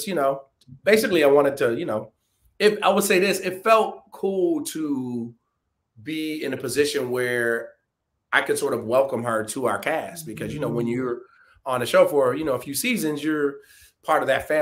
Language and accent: English; Detroit, Michigan, United States; my hometown, Detroit